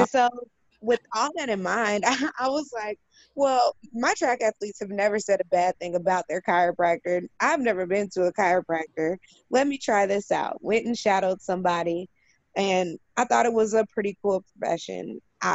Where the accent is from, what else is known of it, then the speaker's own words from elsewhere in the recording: Indianapolis, Indiana, United States; also born or lived in California; I was born and raised in Indianapolis